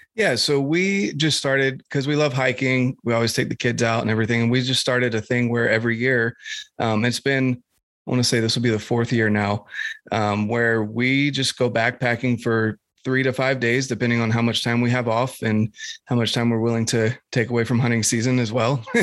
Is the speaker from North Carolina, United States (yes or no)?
yes; North Carolina, United States; moved away; I'm from North Carolina originally